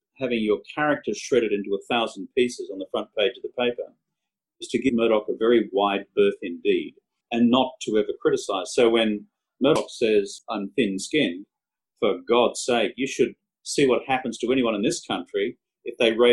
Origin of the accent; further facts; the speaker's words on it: Australia; now in New York, United States; being an Aussie